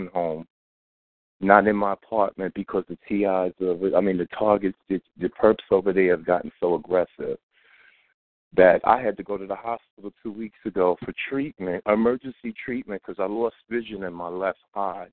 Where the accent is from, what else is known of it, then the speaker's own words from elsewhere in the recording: New York City, New York, United States; I'm from Crown Heights, East New York, Flatbush, in Brooklyn, New York. All right, that's where I grew up at.